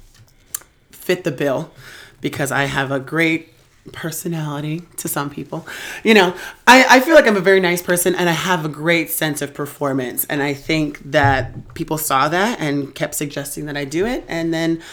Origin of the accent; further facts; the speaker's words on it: Reno, Nevada, United States; I am from Reno, Nevada.